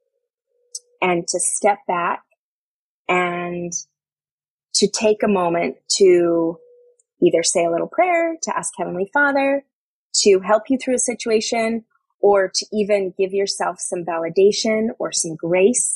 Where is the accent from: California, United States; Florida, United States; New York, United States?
New York, United States; I'm a New Yorker.